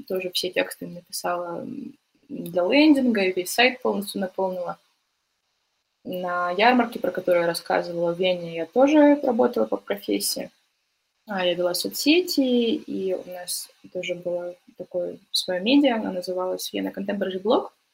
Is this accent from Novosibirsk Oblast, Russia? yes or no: yes; Novosibirsk, Novosibirsk Oblast, Russia; moved away as an adult; also born or lived in France / Greece / Austria; Я вообще не из Новосибирска, а из городка Это город в городе